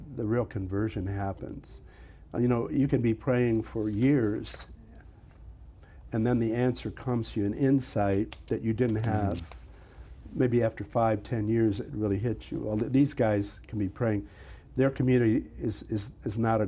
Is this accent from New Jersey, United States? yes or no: no; near Bellevue, Ohio, United States; it was in my hometown backyard, mm-hmm. the Diocese of Toledo